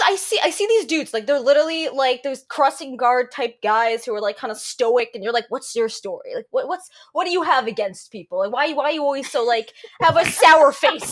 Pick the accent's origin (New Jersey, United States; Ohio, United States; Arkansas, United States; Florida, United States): New Jersey, United States; accent: New Jersey; I'm calling it Jersey. Like people say only people from New Jersey call it Jersey, and then my accent starts coming out.